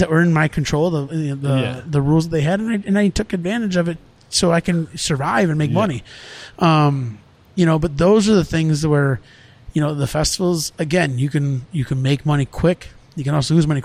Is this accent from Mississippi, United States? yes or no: no; Round Lake Beach, Illinois, United States; I was born and raised in Round Lake Beach